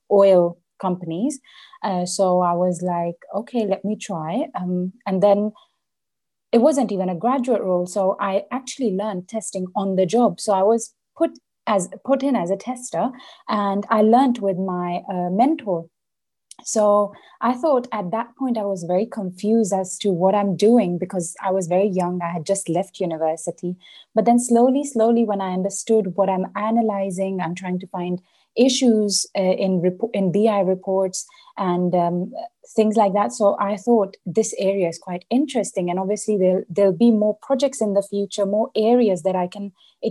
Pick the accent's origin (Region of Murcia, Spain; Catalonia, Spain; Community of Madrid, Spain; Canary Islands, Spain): Canary Islands, Spain; Las Palmas; moved away as an adult; also born or lived in India (ancestry); now in London, United Kingdom; I was born in London. And I was only 3 months old when I was brought to the Canary Islands, specifically Las Palmas. And I've stayed here all my life up until 19 years old.